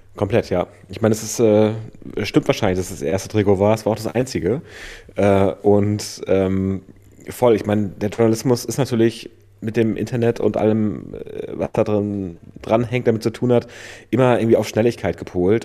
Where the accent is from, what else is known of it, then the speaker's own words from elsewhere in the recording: northern Germany coast, Germany; now in Vienna, Austria; wir kommen ja beide da aus dem Norden von der Küste